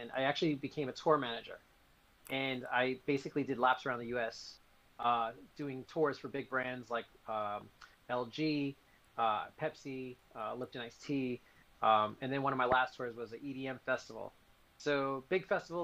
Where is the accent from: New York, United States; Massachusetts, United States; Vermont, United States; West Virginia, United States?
New York, United States; I was in New York. I'm originally from New York